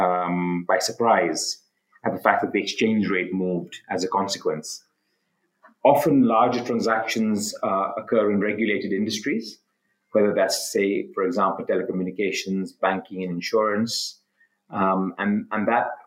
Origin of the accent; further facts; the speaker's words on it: Mombasa, Mombasa County, Kenya; also born or lived in United Kingdom / London; I'm Kenyan, of South Asian descent. My family moved to Kenya about 125 years ago from India on my father's side and from Pakistan on my mother's side. My father was also a lawyer. I was brought up in Mombasa, which is a coastal city